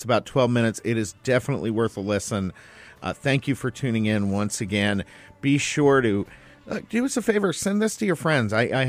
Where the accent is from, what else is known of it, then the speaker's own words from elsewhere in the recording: Boston, Massachusetts, United States; now in Phoenix, United States; I grew up in Boston.